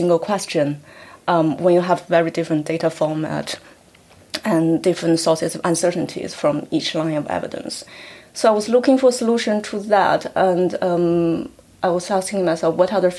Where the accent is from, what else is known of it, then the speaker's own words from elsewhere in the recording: China; moved away as an adult; also born or lived in Hong Kong; now in United Kingdom; Well, I come from China. I grew up in China before I went to university.